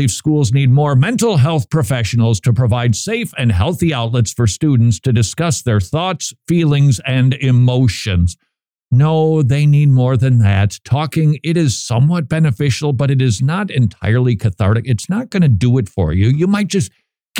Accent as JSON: {"language": "English", "region": "Minnesota", "country": "United States", "said": "Minnesota, my home state."}